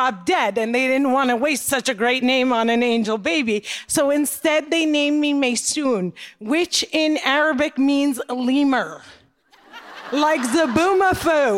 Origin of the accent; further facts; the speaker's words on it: Cliffside Park, New Jersey, United States; also born or lived in Jerusalem; I grew up in Cliffside Park, New Jersey